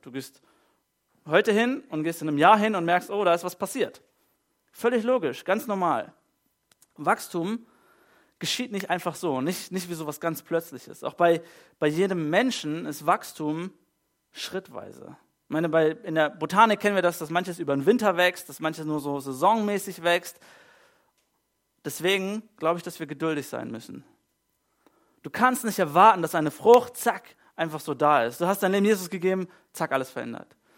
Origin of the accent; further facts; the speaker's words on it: Germany; bei uns in Deutschland